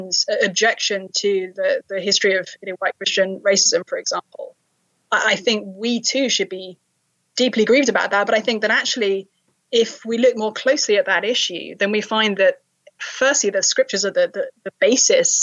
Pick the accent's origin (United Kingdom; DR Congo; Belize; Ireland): United Kingdom; London; now in Cambridge, Massachusetts, United States; I was raised in London.